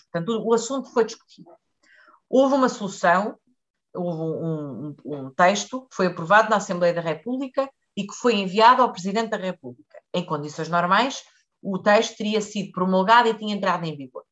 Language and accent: Portuguese; Leiria District, Portugal; eu sou do Distrito de Leiria